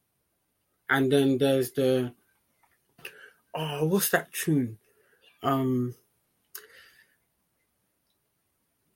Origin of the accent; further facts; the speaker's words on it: London, United Kingdom; born and raised in London